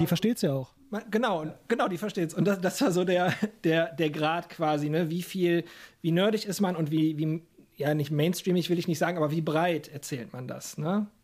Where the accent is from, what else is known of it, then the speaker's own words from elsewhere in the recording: Lower Rhine area, North Rhine-Westphalia, Germany; ich komme ja, also wir kommen ja auch aus der Gegend vom Niederrhein, jetzt äh, etwas ländlicher als der Pott, aber es sind 20 Minuten nach Duisburg